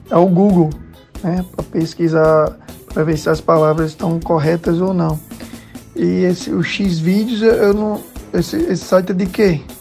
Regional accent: Natal, Rio Grande do Norte, Brazil; Sou de Natal, RM.

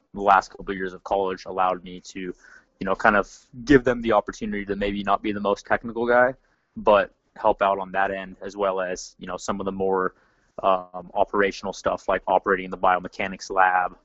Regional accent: Seattle, Washington, United States; moved away as an adult; also born or lived in Orange, California; I grew up in Seattle, Washington

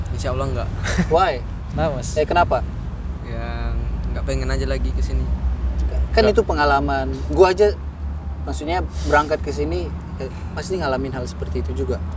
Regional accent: Medan, North Sumatra, Indonesia; moved away as an adult; now in Jakarta, Indonesia; Saya dari Medan

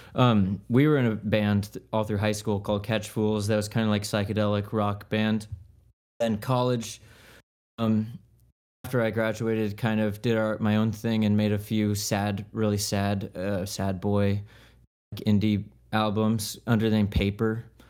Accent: Leesburg, Florida, United States; I'm from Leesburg

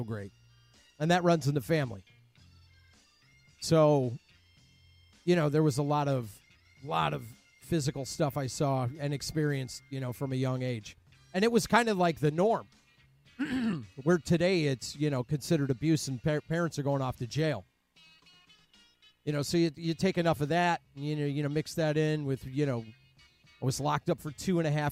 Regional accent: Cleveland, Ohio, United States; I grew up in Cleveland, Ohio.

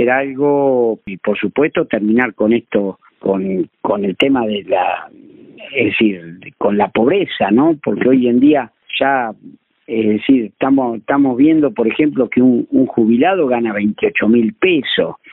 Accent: Villa Iris, Buenos Aires, Argentina; este problema de que la cabecera de partido es Puan, el pueblo con más habitantes de Argueira, y yo soy de Villaíri.

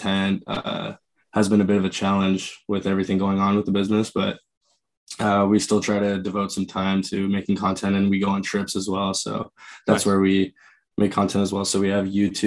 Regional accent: Oshawa, Ontario, Canada; just outside. So like Oshawa area

